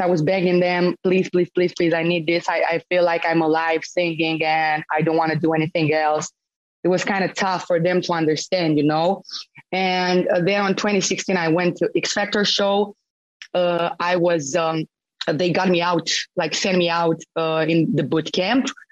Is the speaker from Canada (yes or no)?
no; Romania; born or raised there; moved away